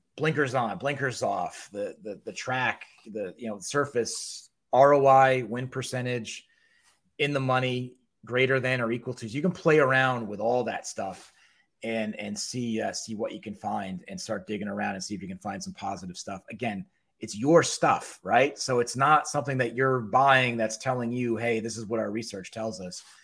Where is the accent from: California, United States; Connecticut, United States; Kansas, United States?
Connecticut, United States; New Haven; New Haven, which is where I grew up.